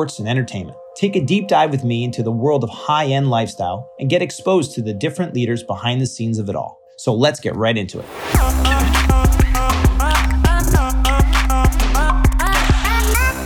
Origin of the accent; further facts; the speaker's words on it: New York, United States; I'm from New York